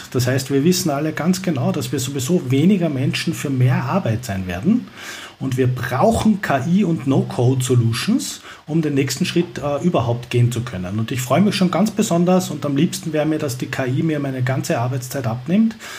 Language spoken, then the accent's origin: German; Vienna, Austria; ich komme ja aus Wien